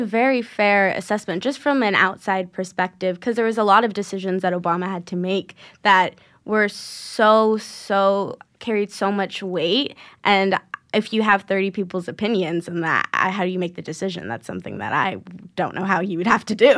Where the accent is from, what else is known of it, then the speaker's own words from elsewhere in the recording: New York, United States; I grew up in New York